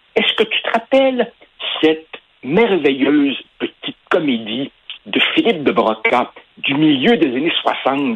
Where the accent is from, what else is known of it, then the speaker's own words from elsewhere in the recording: Quebec, Canada; Je suis un francophone, je suis blanc, et oh horreur, je suis né au Québec